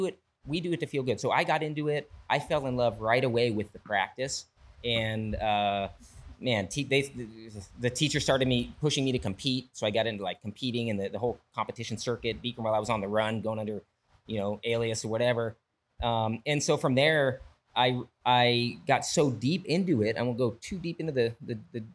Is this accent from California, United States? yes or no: yes; Valencia, California, United States; moved away as an adult; also born or lived in Hawaii / Europe; now in Oregon, United States; I grew up in Valencia ish, but I'm in Oregon now